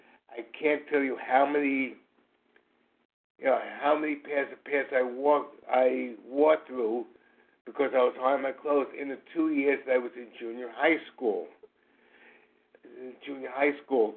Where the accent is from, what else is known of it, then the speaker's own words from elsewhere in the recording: New York City, New York, United States; I'm from New York City